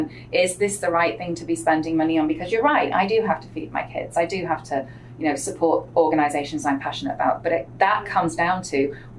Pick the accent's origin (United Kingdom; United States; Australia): United Kingdom; England; accent: English; And anybody who is from England can hear in my accent, they know exactly that I don't come from a wealthy background. I know Americans just hear an English accent, but I didn't grow up with that education.